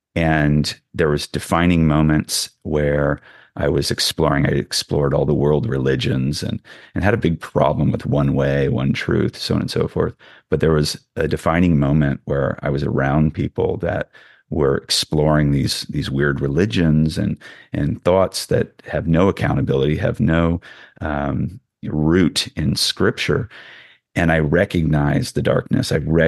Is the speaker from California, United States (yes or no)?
yes; California, United States; growing up in the Bay Area where everything's pulling you